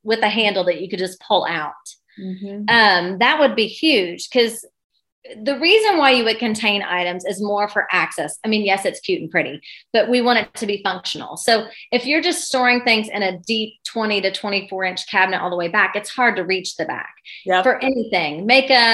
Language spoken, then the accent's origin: English; Ohio, United States; moved away as an adult; now in Lexington, United States; I'm from Ohio